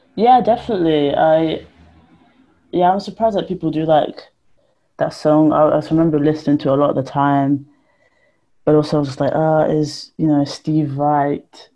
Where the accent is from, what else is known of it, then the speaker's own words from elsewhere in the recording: Ponders End, London, United Kingdom; the flats I grew up in Ponders End